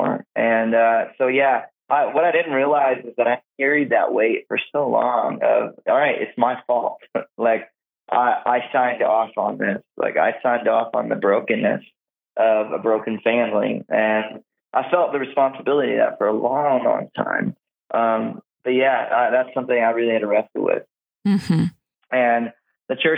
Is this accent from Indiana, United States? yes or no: no; South Georgia, United States; I grew up in South Georgia with all the rednecks down there.